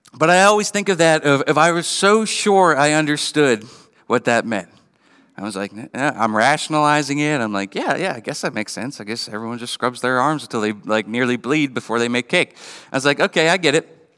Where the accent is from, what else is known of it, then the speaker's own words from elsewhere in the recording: Western Pennsylvania, United States; growing up in Western P